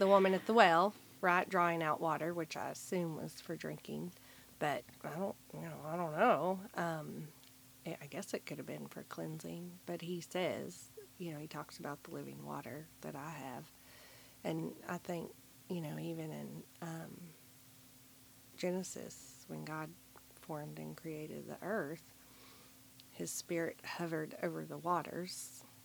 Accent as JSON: {"language": "English", "region": "the Bible Belt", "country": "United States", "tie": "born or raised there", "said": "growing up in the Bible Belt"}